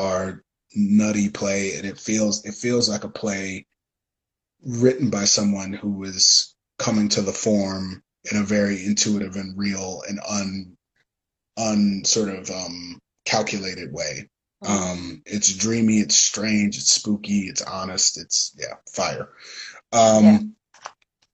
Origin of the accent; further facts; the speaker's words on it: Detroit, Michigan, United States; I come from Detroit